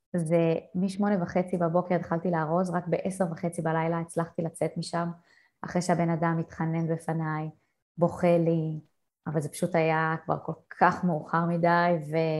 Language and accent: Hebrew; Israel; moved away; בתור אה, ישראלית טובה